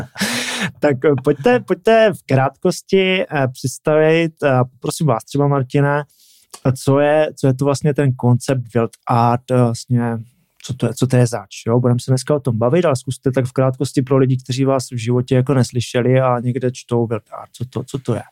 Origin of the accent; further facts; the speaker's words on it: Czechia; jsem taky Čech